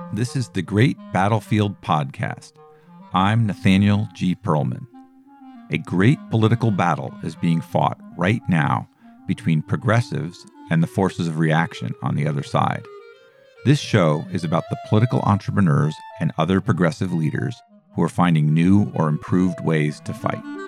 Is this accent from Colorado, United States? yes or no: yes; Boulder, Colorado, United States; I grew up in a liberal family, two teachers, Jewish, Boulder, Colorado